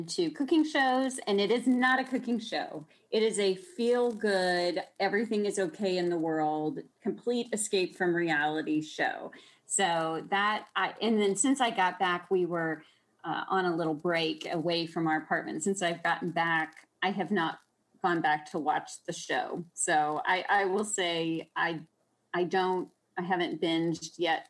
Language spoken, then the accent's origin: English; Austin, Texas, United States; growing up in Texas, of course, in Austin